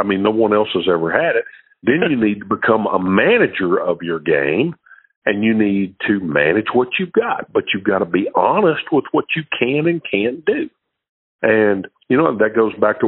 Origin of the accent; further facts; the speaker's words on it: Shreveport, Louisiana, United States; I was from Shreveport, Louisiana.